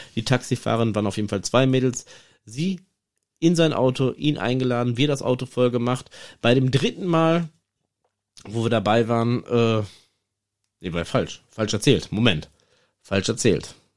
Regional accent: Iserlohn, North Rhine-Westphalia, Germany; bei uns in Iserlohn

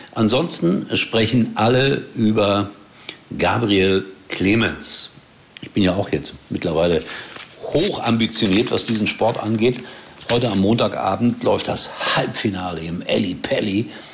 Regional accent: Rhine-Herne Canal, between Essen and Gelsenkirchen, North Rhine-Westphalia, Germany; ich als Kind am Rhein-Herne-Kanal gewohnt habe und dann ging es nach links an die Hafenstraße nach Essen und nach rechts zur Glückaufkampfbahn

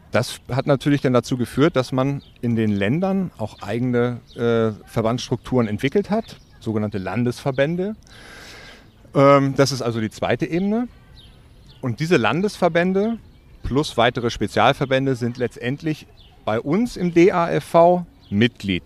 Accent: Wedel, Schleswig-Holstein, Germany; ich bin in Wedel, westlich von Hamburg, äh, geboren und aufgewachsen

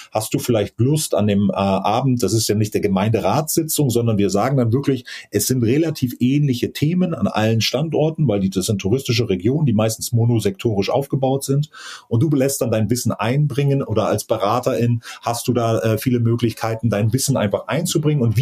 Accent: Mecklenburg-Vorpommern, Germany; Tatsächlich, wie gesagt, bin groß geworden auf Rügen und tatsächlich ist da auch mein Heimatstrand in Prora.

